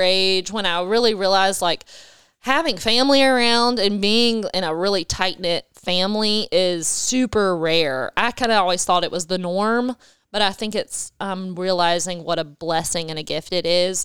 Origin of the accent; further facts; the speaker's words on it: Wilmington, North Carolina, United States; also born or lived in Dominican Republic; I was born and raised in Wilmington